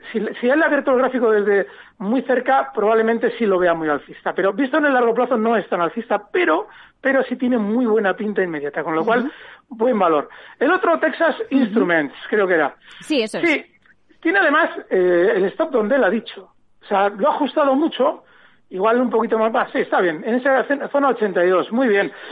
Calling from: Ciudad Real, Castilla-La Mancha, Spain; Muchas gracias por, por el programa. … de Ciudad Real.

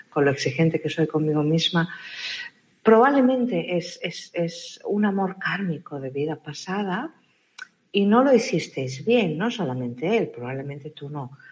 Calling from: Argentina

